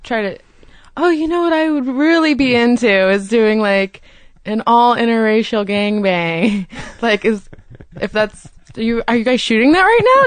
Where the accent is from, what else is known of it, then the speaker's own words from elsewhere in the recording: Florida, United States; I grew up in Florida